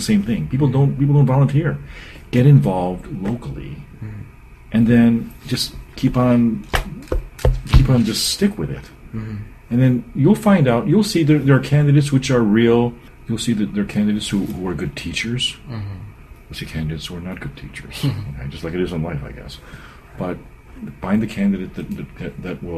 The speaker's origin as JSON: {"language": "English", "town": "Parma", "region": "Ohio", "country": "United States", "tie": "born or raised there", "also_born_or_lived": "Seven Hills, Ohio", "said": "I grew up in Parma, Seven Hills"}